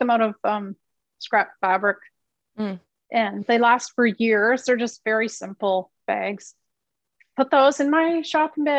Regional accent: Canada; moved away; I'm from Canada

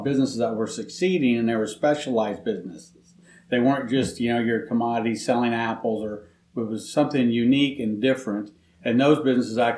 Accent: Knoxville, Iowa, United States; I'm born and raised in Knoxville. So I've lived there for pretty much 56 years of my life

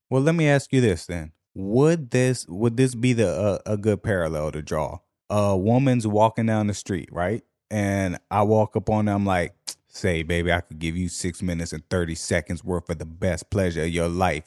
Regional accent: Washington, District of Columbia, United States; D C, however, my hometown

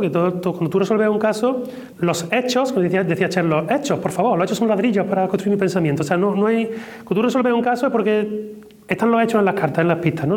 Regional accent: Córdoba, Andalusia, Spain; yo soy de Córdoba

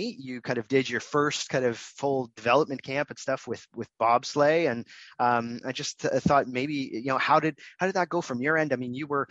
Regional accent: Canada; also born or lived in Toronto; I'm in Toronto, so I'm Canadian

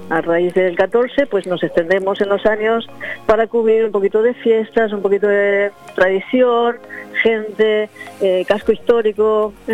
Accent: Argentina; also born or lived in Buenos Aires / Benidorm; now in Finestrat, Spain; Yo soy argentina, ah, sí. de abuelo alteano

